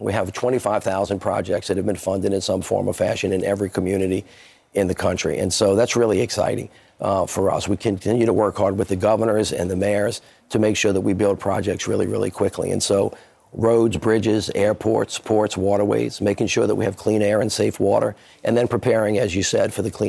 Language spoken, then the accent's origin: English; Louisiana, United States; I'm from Louisiana.